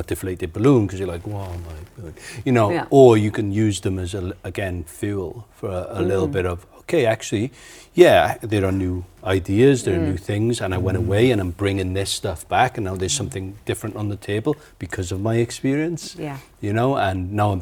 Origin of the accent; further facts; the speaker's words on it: Wales, United Kingdom; accent: Welsh; now in Wellington, New Zealand; my very Welsh accent